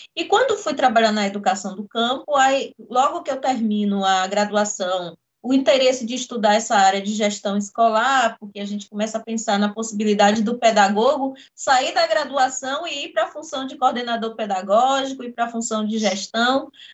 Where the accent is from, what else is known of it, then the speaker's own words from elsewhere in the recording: Jequié, Bahia, Brazil; nascida no interior da Bahia, em Jequié